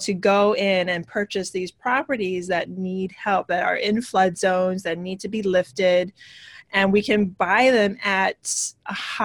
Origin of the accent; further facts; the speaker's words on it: Hawaii, United States; moved away as an adult; also born or lived in New York / California; now in New Jersey, United States; I am originally from Hawaii. I moved to New York back in 2001-ish